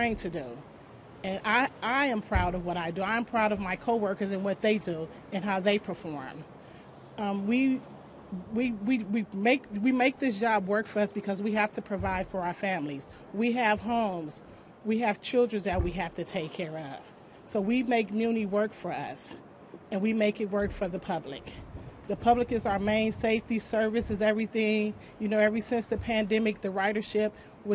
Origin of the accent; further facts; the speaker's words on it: San Francisco, California, United States; I am also a San Francisco native, born and raised in San Francisco